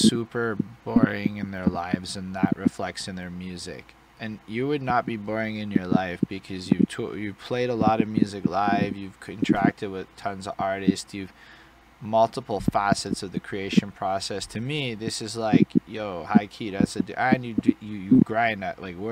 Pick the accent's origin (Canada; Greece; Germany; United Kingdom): Canada; Montreal, Quebec; I'm an English Montrealer